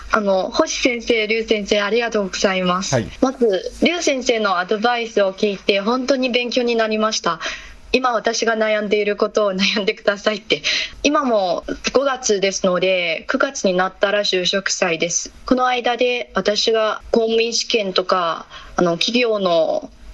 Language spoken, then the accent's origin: Japanese; Shanxi, China; Japanese is a second language; moved away as an adult; also born or lived in Beijing; 出身地は山西省です